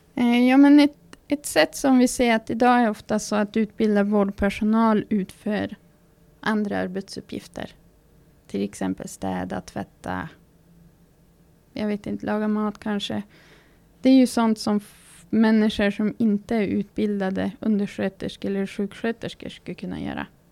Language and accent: Swedish; Fårträsk, Västerbotten County, Sweden; now in Norsjö, Sweden; Är född och uppvuxen i Fårträsk utanför Malå. Men har bott i Norsjö kommun i snart 16 år.